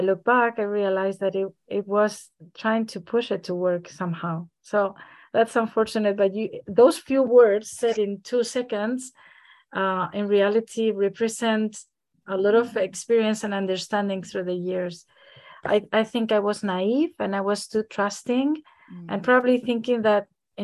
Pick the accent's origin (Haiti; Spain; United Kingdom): Spain; Madrid, Community of Madrid; moved away as an adult; also born or lived in Frankfurt area, Germany; now in Frankfurt, Germany; I am Spanish. I'm from Madrid, Spain, and I have lived in Germany in the area of Frankfurt for the last almost 10 years.